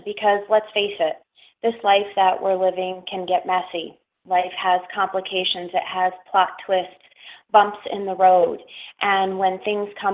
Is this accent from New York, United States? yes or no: yes; Schenectady, New York, United States; moved away as an adult; also born or lived in the desert (US Southwest); I'm from upstate New York, and actually I'm from Schenectady, New York